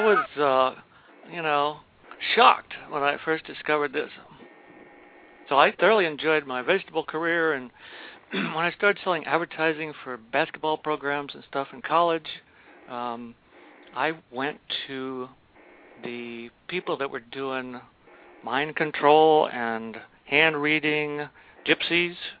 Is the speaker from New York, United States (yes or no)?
no; Baltimore County, Maryland, United States; I grew up out in Baltimore County, so we had two or three gardens, and we raised steers